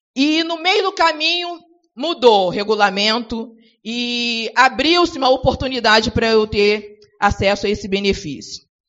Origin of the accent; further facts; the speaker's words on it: Rio de Janeiro, Brazil; eu nasci num lugar, é, ali em Bom Sucesso, no morro em, em Bom Sucesso.